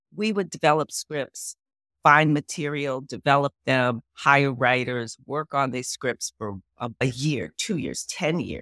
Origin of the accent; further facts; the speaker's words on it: Los Angeles, California, United States; also born or lived in New Orleans / Pittsburgh; I grew up in Miracle Mile, so that's, like, Wilshire and La Brea